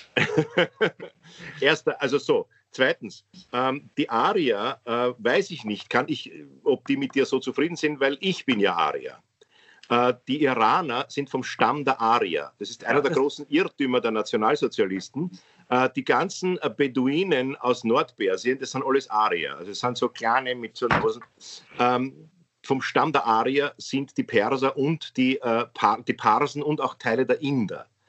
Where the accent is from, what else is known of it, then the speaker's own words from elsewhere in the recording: Austria; Ich bin hier geboren